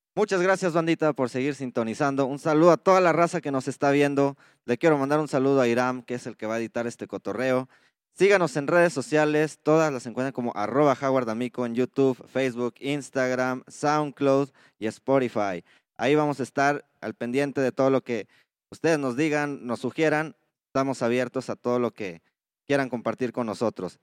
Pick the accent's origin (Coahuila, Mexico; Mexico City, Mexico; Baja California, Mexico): Coahuila, Mexico; Saltillo